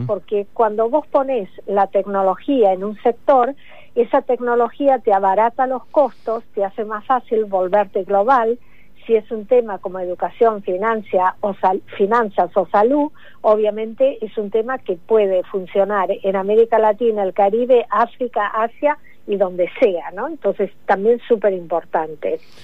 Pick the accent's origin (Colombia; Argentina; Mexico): Argentina; now in United States; como argentina que soy, aunque vivo hace mucho en Estados Unidos